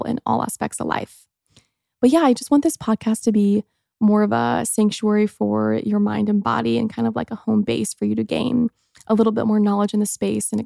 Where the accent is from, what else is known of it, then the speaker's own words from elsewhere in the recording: Mooresville, Indiana, United States; I grew up in Mooresville, Indiana, and I had such a fun childhood